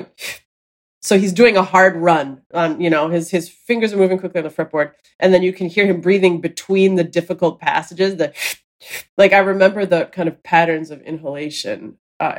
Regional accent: Minneapolis, Minnesota, United States; moved away as an adult; now in New York, United States; I grew up in Minneapolis.

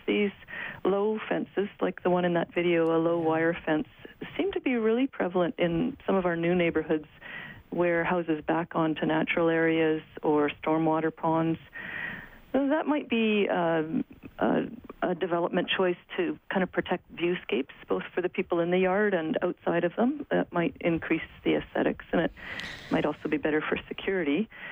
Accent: Alberta, Canada; I grew up in Alberta

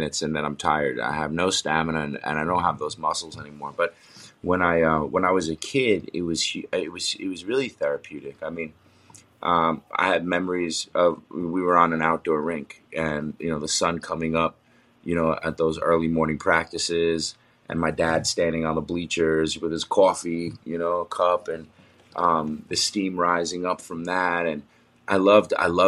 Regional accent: New York, United States; also born or lived in Los Angeles, California / Bend, Oregon; now in New Jersey, United States; I'm from New York and we live in New York, in New Jersey

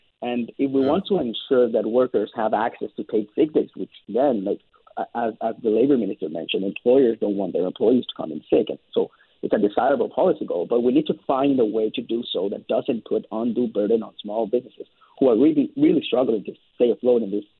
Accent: British Columbia, Canada; as British Columbians

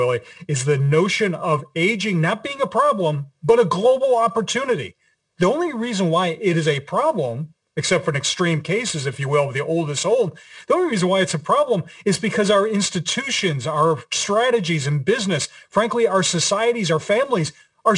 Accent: Philadelphia, Pennsylvania, United States; I grew up in Philadelphia where tasty cakes, scrapple, and cheesesteaks are food groups.

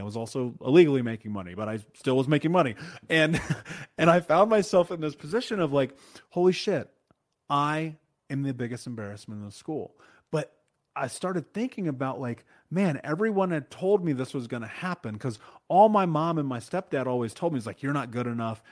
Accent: Indianapolis, Indiana, United States; I grew up in Indianapolis, in Indiana, in America, in the middle of America

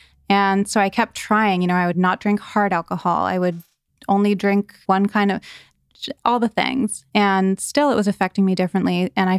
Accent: East Coast, United States; So I grew up on the East Coast, and I had a very idyllic childhood.

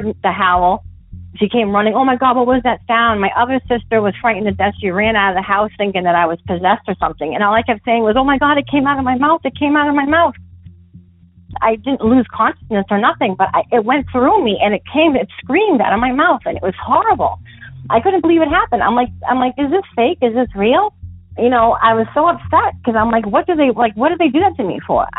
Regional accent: Massachusetts, United States; I'm from Massachusetts, from a little town that's southeast of Boston in the Bridgewater Triangle area

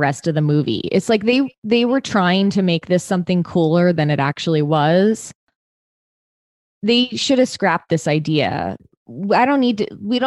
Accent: San Francisco, California, United States; I'm from San Francisco

